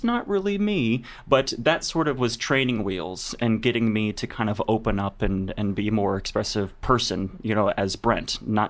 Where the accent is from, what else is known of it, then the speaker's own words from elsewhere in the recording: St. Louis, Sedalia, Missouri, United States; moved away as an adult; now in New York, United States; whenever I grew up in St. Louis